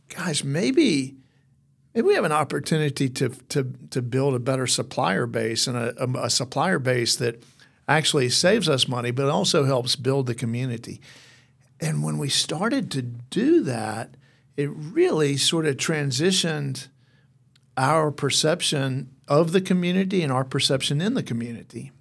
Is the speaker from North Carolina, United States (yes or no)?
yes; Mount Airy, North Carolina, United States; now in Athens, United States; I grew up in Mount Airy, North Carolina